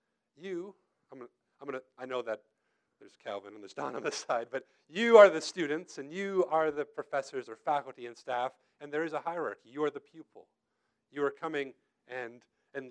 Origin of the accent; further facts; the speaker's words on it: United States; also born or lived in Tennessee; I came up from Tennessee, and I'm originally born and raised here, but I went to school down there. I came back home